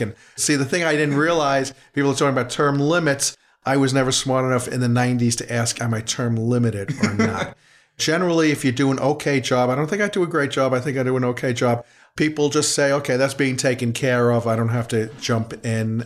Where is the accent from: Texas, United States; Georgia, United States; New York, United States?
New York, United States; New York City; I'm a resident here since nineteen fifty before. Born on seventy-fifth Street between sixth and seventh